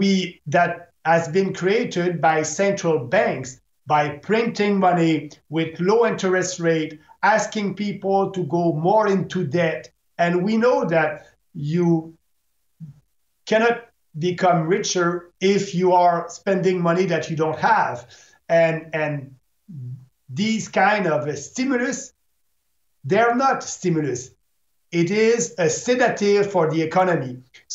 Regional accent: Canada

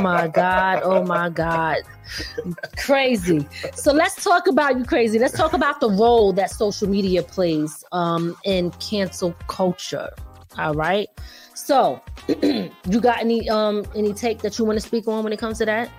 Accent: Philadelphia, Pennsylvania, United States; also born or lived in 845 area code (Hudson Valley, New York); now in Hudson Valley, New York, United States; I'm originally from Philly, okay? West Philly, born and raised

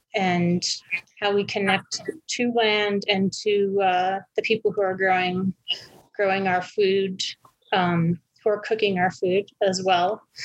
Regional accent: Albuquerque, New Mexico, United States; I'm originally from Albuquerque, where I live currently

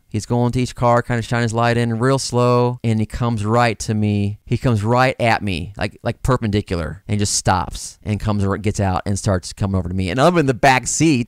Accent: Granite City, Illinois, United States; moved away as an adult; also born or lived in California; I'm from Granite City, Illinois. It's a little town in Southern Illinois, right across the river from Saint Louis, Missouri.

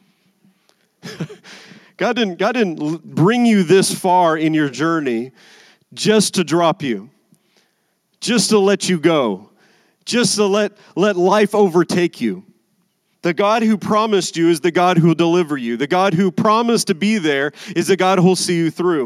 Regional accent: Las Vegas, Nevada, United States; I'm from Vegas

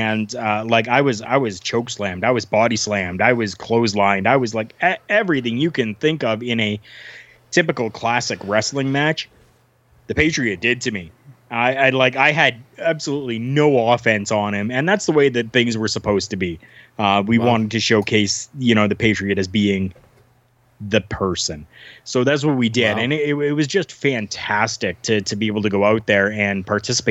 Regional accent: Canada; I'm from Canada, like I'm born and raised

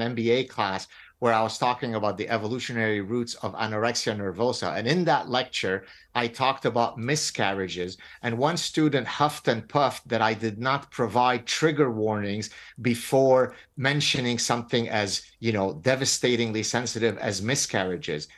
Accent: Lebanon; moved away; I come from Lebanon. I escaped execution in Lebanon.

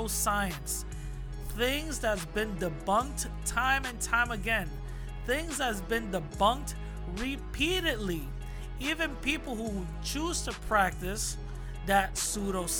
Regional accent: New York City, New York, United States; New York City, my hometown

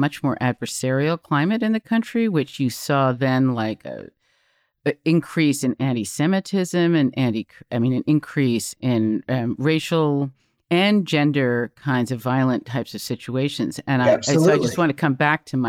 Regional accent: United States; I come from the United States.

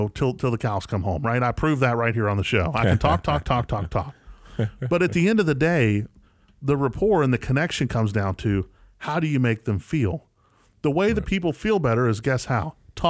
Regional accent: West Virginia, United States; now in Jackson, United States; I'm from West Virginia, right, and I'm here in Jackson, Tennessee.

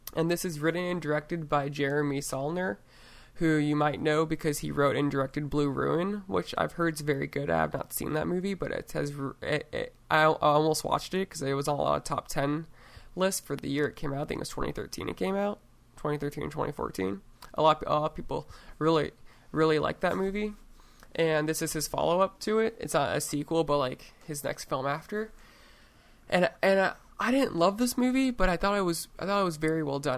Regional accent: Oregon, United States; in my home state

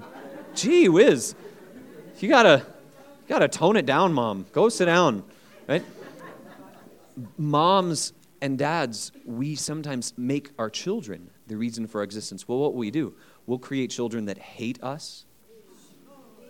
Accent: United States; as an American

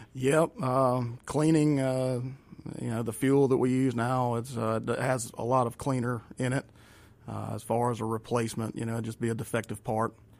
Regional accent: Raymond, Mississippi, United States; I am from Raymond. Okay. Been in Raymond all my life

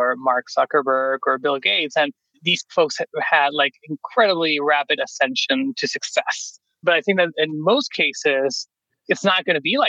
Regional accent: Venezuela; moved away as an adult; now in United States; I'm originally from Venezuela.

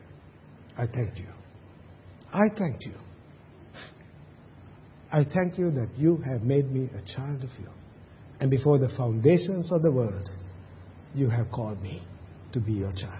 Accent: Sri Lanka; moved away; when I was growing up in Sri Lanka having a slate

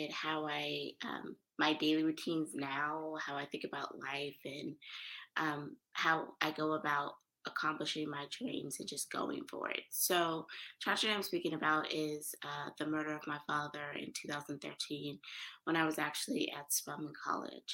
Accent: Oakland, California, United States; moved away as an adult; also born or lived in New York; I was born and raised in East Oakland, California

